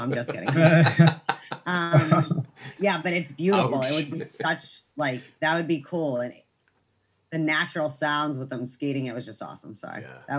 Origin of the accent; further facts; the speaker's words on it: Boston, Massachusetts, United States; I'm from Boston